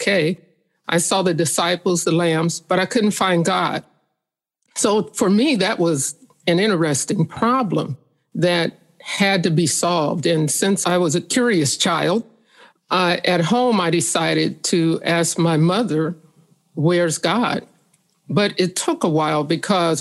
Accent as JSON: {"language": "English", "town": "St. Joseph", "region": "Missouri", "country": "United States", "tie": "born or raised there", "said": "St. Joseph, Missouri."}